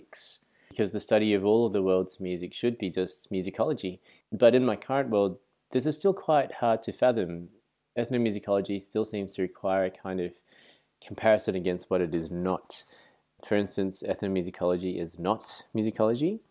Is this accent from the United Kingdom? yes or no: no; Australia; also born or lived in Singapore; I was born in Singapore and moved to Australia at a very young age, maybe about 3 or 4. So a lot of my musical education, I guess, was done in Australia, and a lot of my normal education too was done here